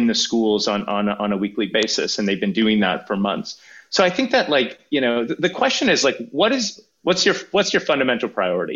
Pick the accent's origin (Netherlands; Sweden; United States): Sweden; now in Canada; I grew up in Sweden, I'm a Swedish and Canadian citizen